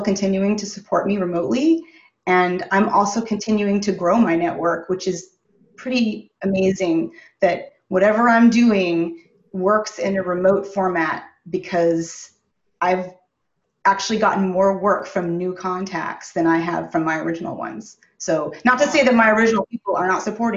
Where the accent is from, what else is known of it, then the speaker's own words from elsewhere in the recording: San Francisco Bay Area, California, United States; also born or lived in Los Angeles, United States; now in Michigan, United States; I'm originally from the Bay Area, from San Francisco Bay Area, and I built my career